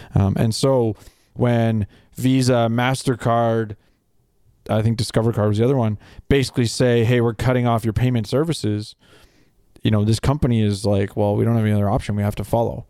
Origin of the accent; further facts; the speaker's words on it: Canada; me as a Canadian